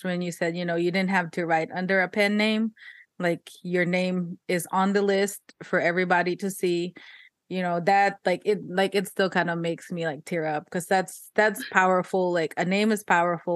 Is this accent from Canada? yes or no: no; Philippines; moved away; I was born in the Philippines